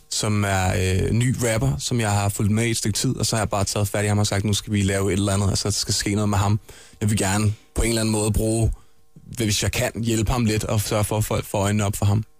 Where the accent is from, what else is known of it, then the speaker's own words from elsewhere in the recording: Vestegnen, Capital Region of Denmark, Denmark; der, hvor jeg kommer fra, som er Vestegnen